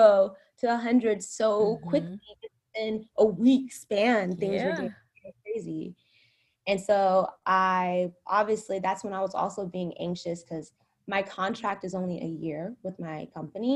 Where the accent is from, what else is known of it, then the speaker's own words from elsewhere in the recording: United States; moved away as an adult; now in Shanghai, China; being an American and being a Black woman